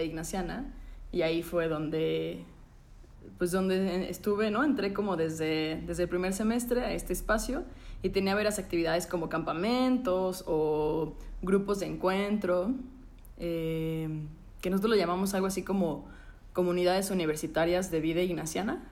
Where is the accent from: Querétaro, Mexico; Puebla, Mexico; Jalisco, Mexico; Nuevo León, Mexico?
Puebla, Mexico; soy de Puebla